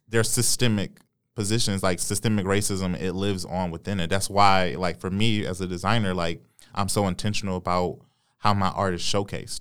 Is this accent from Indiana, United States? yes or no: no; Detroit, Michigan, United States; I was born and raised on Seven Mile